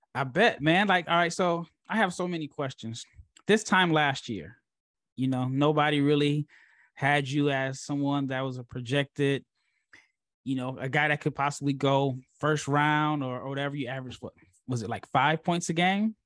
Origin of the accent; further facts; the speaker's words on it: Nebraska, United States; I'm from Nebraska